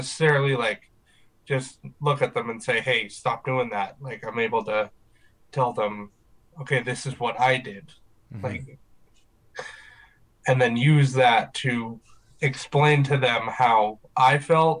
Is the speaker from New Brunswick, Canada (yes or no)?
yes; Riverview, New Brunswick, Canada; I am from Riverview, New Brunswick. Been here for most of my life.